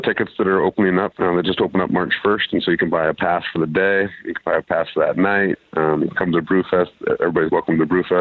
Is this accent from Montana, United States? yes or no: yes; Montana, United States; my home state is Montana